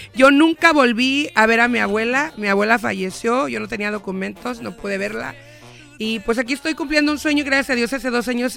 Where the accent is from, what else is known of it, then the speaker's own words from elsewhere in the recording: Michoacán, Mexico; moved away as an adult; now in United States; Yo nací en Michoacán, vine aquí a los 20 años